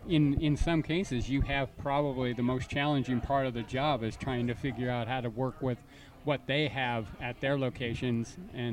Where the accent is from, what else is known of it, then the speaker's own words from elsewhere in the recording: Canada; I was raised in Canada